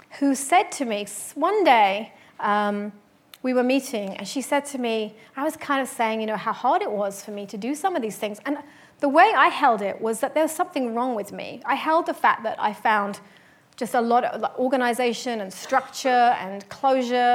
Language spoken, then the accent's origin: English; London, United Kingdom; moved away as an adult; I'm from London, and I moved here when I was 30